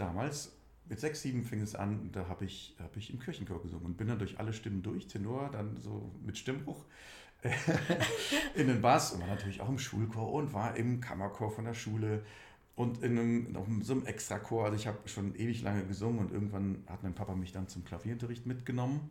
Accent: Schmelz, Saarland, Germany; moved away as an adult; also born or lived in Berlin; Ich komme, bin ein absolutes Landei. Ich komme aus Primsweiler. Dieses kleine Dörfchen gehört zur Gemeinde Schmelz. Und diese Gemeinde Schmelz gehört zum Landkreis Saarlouis

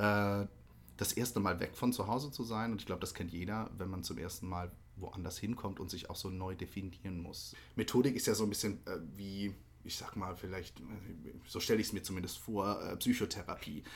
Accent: Ketsch, Baden-Württemberg, Germany; moved away; eigentlich komme ich aus Süddeutschland, aus oh. der Nähe von Mannheim und Heidelberg

